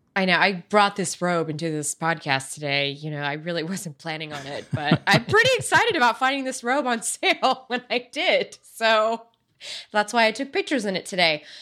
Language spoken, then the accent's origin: English; United States; I'm American born